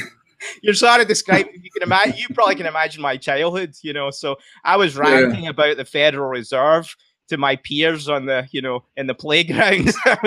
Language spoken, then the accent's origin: English; Scotland, United Kingdom; moved away as an adult; Scottish. That's right. Everyone's like, thinks I'm Irish. Because my accent softened, though, you know. I'm losing it.